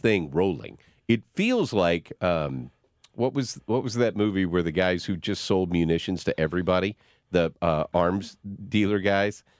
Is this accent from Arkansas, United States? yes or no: yes; Arkansas, United States; also born or lived in Missouri / Piggott, Arkansas / Berryville, Arkansas; I grew up in little small towns. I was born in Donofa, Missouri. Then we moved to Piggott, Arkansas, and then we moved to Berryville, Arkansas